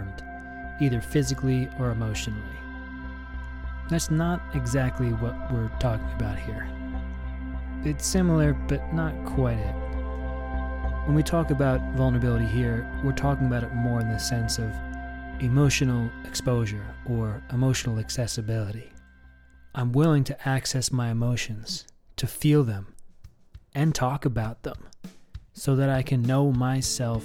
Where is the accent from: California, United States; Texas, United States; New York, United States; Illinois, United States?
New York, United States; also born or lived in South Africa; now in Portland, United States; They're both from New York, just like me, and we all came out west at different times